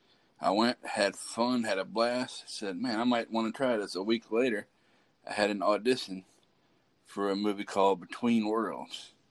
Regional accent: Buras, Louisiana, United States; now in Poplarville, United States; I grew up in Burris, Louisiana

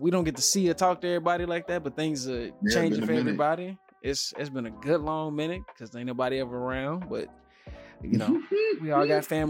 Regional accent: United States; moved away as an adult; now in Canada; I'm still an American

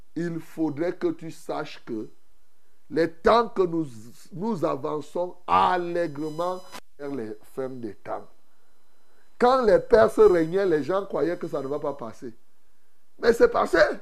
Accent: Cameroon; ici chez nous au Cameroun

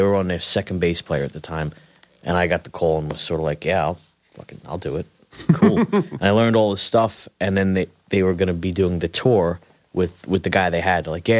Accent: Queens, New York, United States; South Ozone Park, Queens.

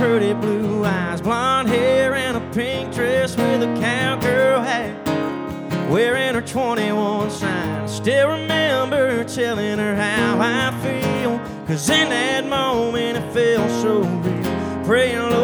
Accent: Pooler, Georgia, United States; I'm from Pooler, Georgia

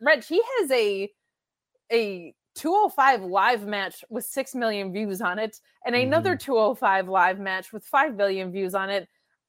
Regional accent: New Jersey, United States; I'm from Jersey and I'm seeing New York and you call me ugly.

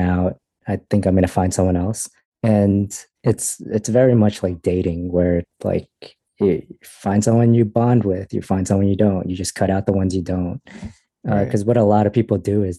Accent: United States; I was born in America.

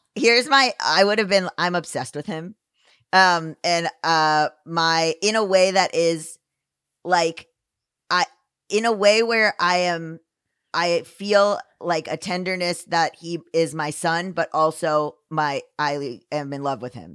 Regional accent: Florida, United States; moved away; this place where I grew up in Florida

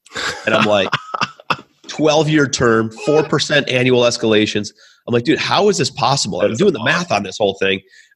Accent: Cleveland, Ohio, United States; also born or lived in New York; I'm from Cleveland, Ohio originally. That's where I'm calling you from

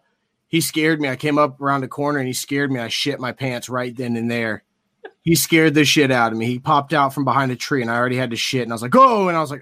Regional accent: Georgia, United States; I'm already from Georgia.

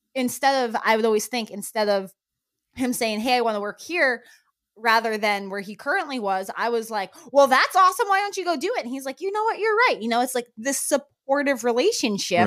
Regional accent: New Mexico, United States; now in Florida, United States; I grew up in New Mexico where that was a very, very common thing

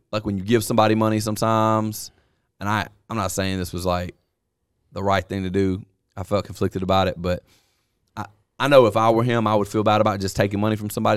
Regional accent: the South, United States; I'm from the South

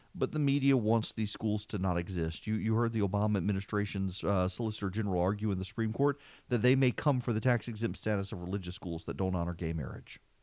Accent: Louisiana, United States; moved away as an adult; now in Georgia, United States; I came over from Louisiana to go to Mercer and mentioned I was from a town that had no stoplights

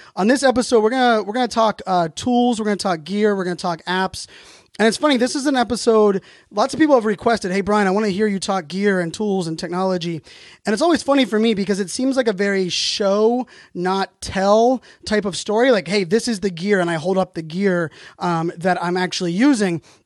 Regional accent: Pittsburgh, Pennsylvania, United States; a Pittsburgh person, you know, born and raised in Pittsburgh

